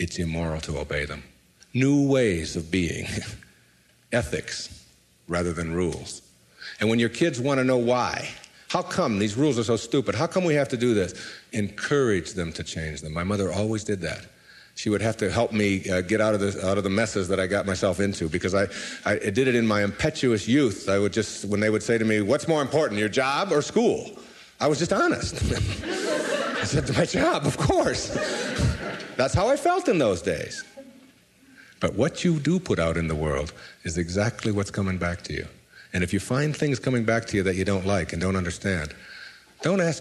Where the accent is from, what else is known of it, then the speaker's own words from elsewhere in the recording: Detroit, Michigan, United States; moved away as an adult; my hometown was Detroit